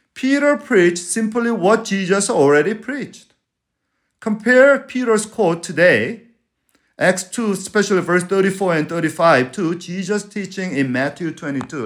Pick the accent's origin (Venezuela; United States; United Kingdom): Venezuela; moved away; I'm from Venezuela